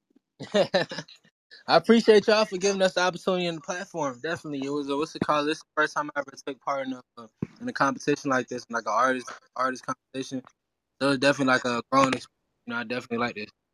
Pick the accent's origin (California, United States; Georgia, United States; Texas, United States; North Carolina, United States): Georgia, United States; Atlanta; English is a second language; also born or lived in Haiti; I was originally from Haiti, and I really like I came over when I was like five, six years old to Atlanta, and I was really listening to music to actually learn how to speak English.